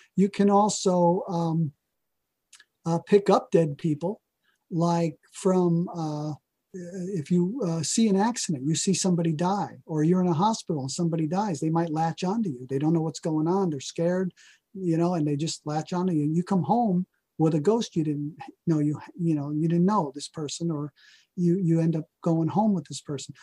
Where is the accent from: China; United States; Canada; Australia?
United States; New Jersey; moved away; also born or lived in Oregon; I'm from New Jersey